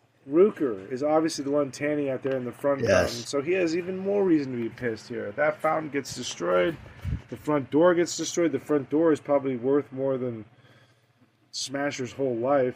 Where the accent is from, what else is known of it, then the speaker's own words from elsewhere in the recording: Scotland, United Kingdom; I'm Scottish.